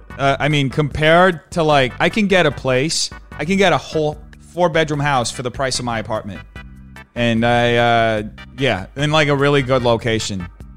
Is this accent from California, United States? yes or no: yes; California, United States; I'm from Cali. It makes me sick.